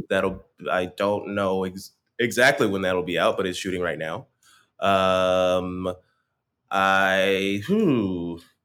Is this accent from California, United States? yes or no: no; Stone Mountain, Georgia, United States; now in New York, United States; I am also from Atlanta